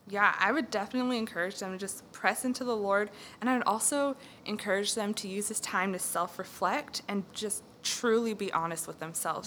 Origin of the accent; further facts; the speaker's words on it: California, United States; moved away as an adult; now in Texas, United States; I am originally from California, um, and I came out to Texas in 2012 to go to school